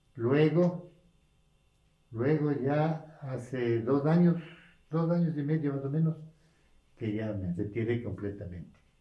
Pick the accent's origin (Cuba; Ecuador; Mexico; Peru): Ecuador; La Vicentina, Pichincha; Yo prácticamente nací aquí en la Vicentina